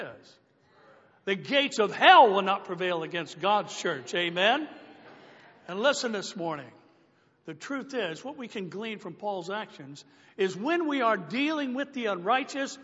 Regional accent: United States; As American Christians

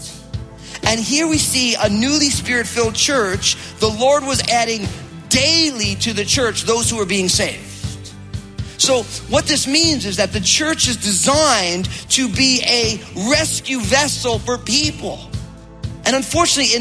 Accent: New Jersey, United States; moved away; I'm from New Jersey.

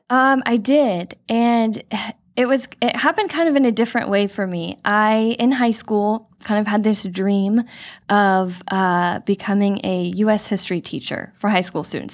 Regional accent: Chino Hills, California, United States; I was born and raised in Chino Hills, grew up here coming to this church my whole life.

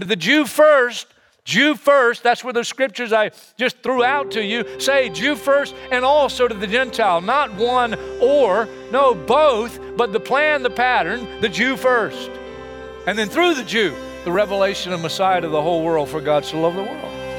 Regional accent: United States; I'm an American just like you, and I grew up here

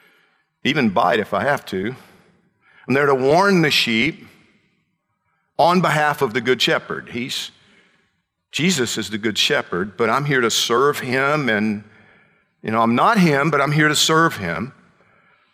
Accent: central Georgia, United States; moved away as an adult; also born or lived in Atlanta; now in Miami, United States; my hometown area in central Georgia

